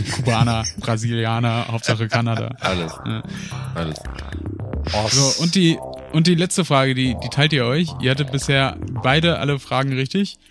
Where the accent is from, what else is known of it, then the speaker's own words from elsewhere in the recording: Paderborn, North Rhine-Westphalia, Germany; moved away; zurück in die Heimat nach Paderborn. Und äh, auch wenn Libori, das äh, riesige Volksfest bei uns in Paderborn